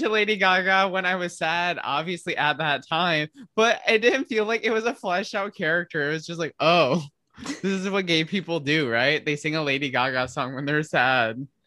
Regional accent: Midwest, United States; I'm from the Midwest of the s-, States

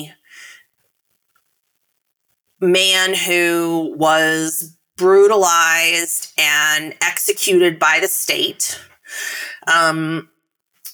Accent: Tennessee, United States; the governor of my home state, Bill Lee

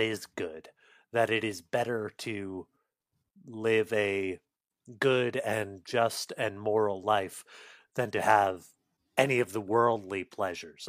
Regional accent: United States; as an American

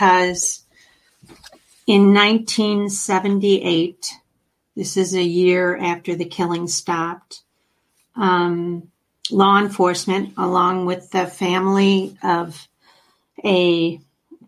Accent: Oakland County, Michigan, United States; I grew up here in Oakland County, Michigan

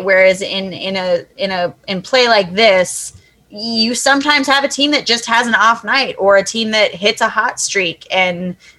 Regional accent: United States; I am an American

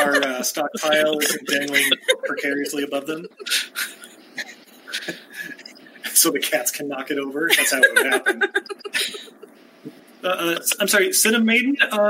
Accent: Utah, United States; moved away as an adult; also born or lived in San Francisco, California / Lake Tahoe area, California; Yeah, I'm born and raised in Utah, went and lived in California, like San Francisco and Tahoe area for about a decade, and we just moved back about a year and a half ago

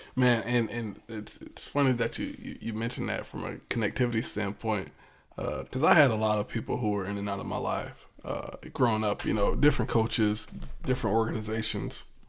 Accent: Virginia Beach, Virginia, United States; growing up in Virginia Beach

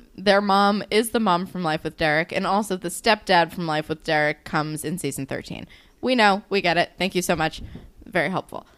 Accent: New Jersey, United States; I'm from New Jersey.

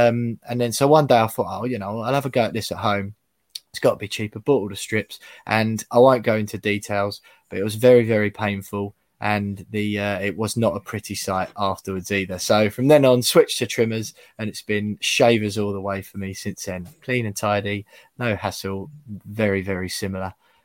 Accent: Essex, East of England, United Kingdom; about 30% of my friends, having grown up in Essex

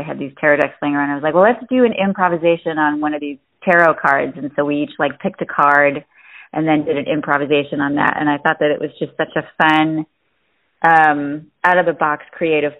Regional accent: Detroit, Michigan, United States; now in Los Angeles, United States; Born and raised in Metro Detroit

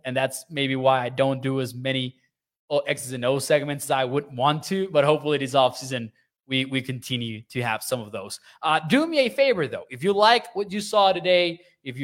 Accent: Chihuahua, Mexico; moved away; I'm from Chihuahua. I'm from the north

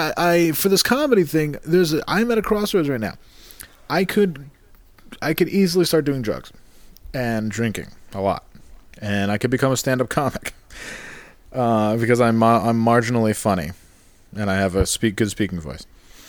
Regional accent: Canada; I am fat and I am Canadian, so perfect.

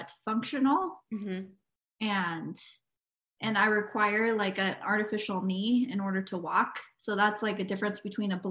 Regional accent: Spokane, Washington, United States; I am from Spokane, Washington, born and raised

